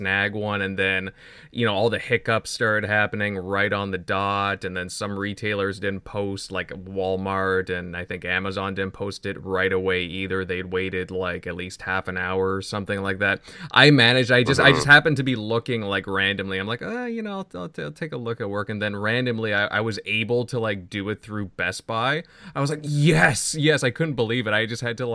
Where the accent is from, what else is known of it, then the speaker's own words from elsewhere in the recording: Ontario, Canada; I'm from Ontario